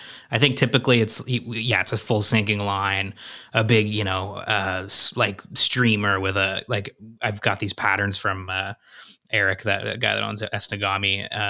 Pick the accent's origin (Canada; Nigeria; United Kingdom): Canada; Ottawa, Ontario; now in Toronto, Canada; Yeah, so I grew up in... I'm in Toronto now. I grew up in Ottawa, Ontario, which is our nation's capital.